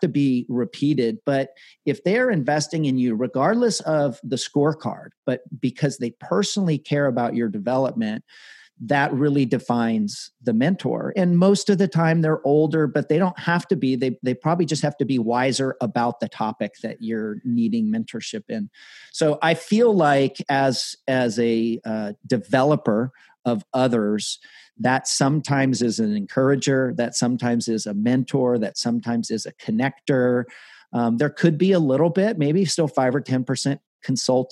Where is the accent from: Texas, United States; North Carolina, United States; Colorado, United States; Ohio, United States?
Colorado, United States; Colorado Springs; I grew up in Colorado Springs in your neck of the woods